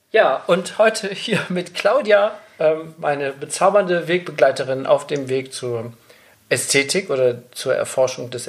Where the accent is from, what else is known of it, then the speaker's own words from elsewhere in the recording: Bonn, North Rhine-Westphalia, Germany; born there; ich bin ja in Bonn geboren